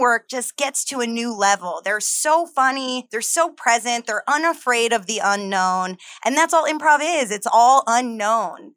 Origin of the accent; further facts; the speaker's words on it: New Jersey, United States; also born or lived in Los Angeles; now in New York, United States; I'm from New Jersey originally